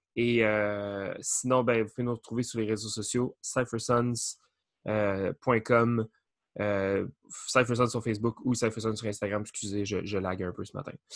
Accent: Beloeil, Quebec, Canada; on est comme natifs de Belleuil, ben, somewhat natifs.

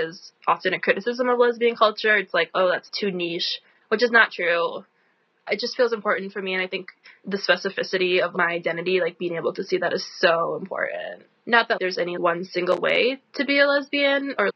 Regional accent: Midwest, United States; also born or lived in Philadelphia, Pennsylvania; now in Wisconsin, United States; myself being from the Midwest

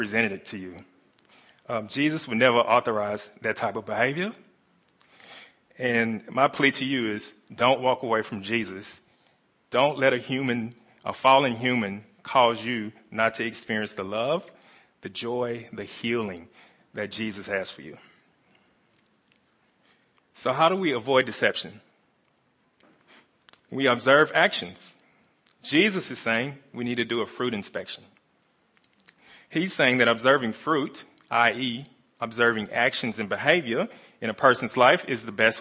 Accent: the Bible Belt, the South, United States; moved away; I come from America, from the southern states, pretty much in the Bible Belt

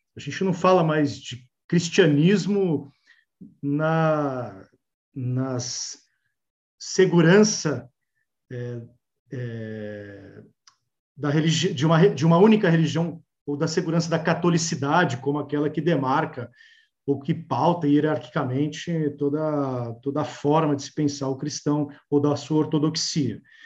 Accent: Brazil; como brasileiros

